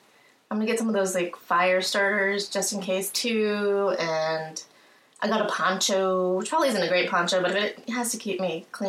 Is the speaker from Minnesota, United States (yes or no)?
no; California, United States; growing up in California